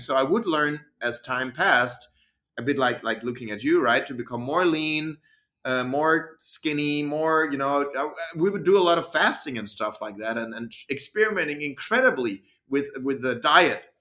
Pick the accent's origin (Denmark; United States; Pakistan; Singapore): Denmark; English is a second language; I came from Denmark, which I think is kind of you know, nice, normal, supported country for sports